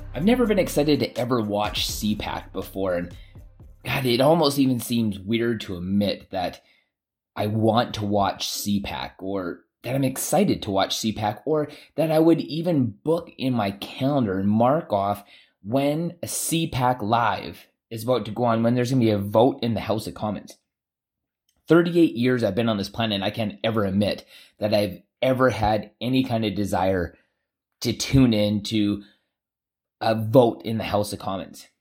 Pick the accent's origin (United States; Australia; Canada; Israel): Canada